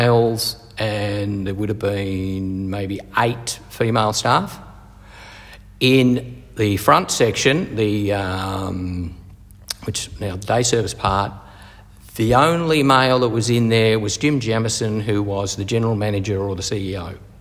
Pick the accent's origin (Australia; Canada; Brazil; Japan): Australia; Hampton, Victoria; also born or lived in Scotland / South Africa / New Zealand; Came to Australia in 1968 and grew up in Hampton, went to Hampton Primary, Hampton High School